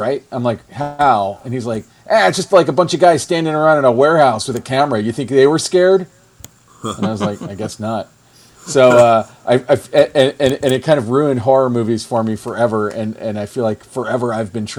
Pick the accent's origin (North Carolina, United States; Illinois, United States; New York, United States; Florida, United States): Florida, United States; Orlando; I'm from Orlando, Florida